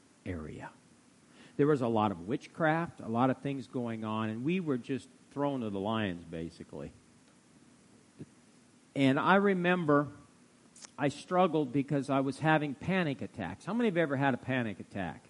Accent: Fairbury, Nebraska, United States; also born or lived in Tulsa, Oklahoma; now in Norfolk, United States; We're both, you know, born in Nebraska, and she was from Monroe, and I was from Fairbury

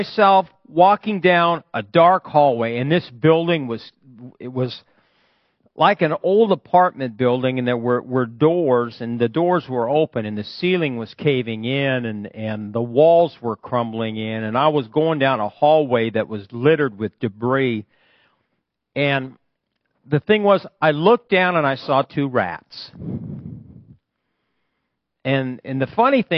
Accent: Fairbury, Nebraska, United States; my hometown in Fairbury

